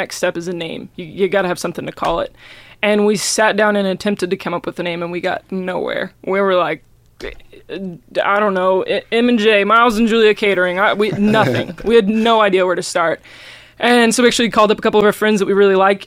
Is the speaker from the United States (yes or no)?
yes; Missouri, United States; moved away as an adult; now in Gainesville, United States; I'm from Missouri, but moved down here to run their kitchen